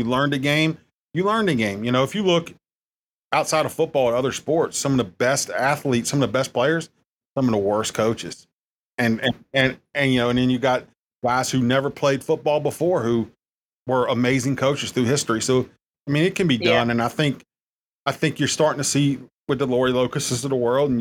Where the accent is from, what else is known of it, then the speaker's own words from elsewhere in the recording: South Carolina, United States; also born or lived in Daytona Beach; now in Harrisburg, United States; I'm from South Carolina and I was in Daytona Beach